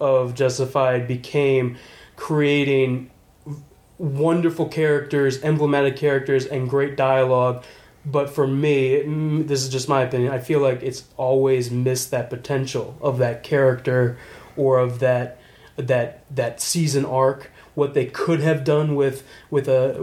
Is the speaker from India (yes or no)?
no; Prince George's County, Maryland, United States; being in like PG County, you get like a lot of we grew up with a lot of majority African American community